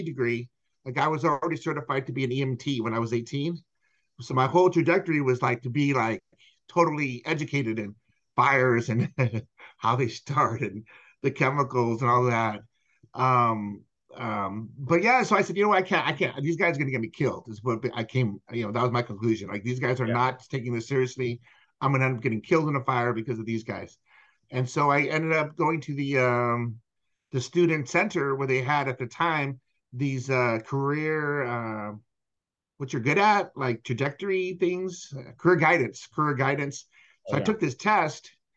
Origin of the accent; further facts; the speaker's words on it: San Pedro, California, United States; moved away as an adult; also born or lived in New York; now in Texas, United States; I'm originally from San Pedro, California